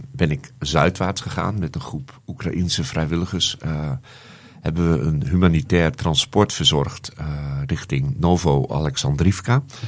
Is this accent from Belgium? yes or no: no; Netherlands; ik uit Nederland kom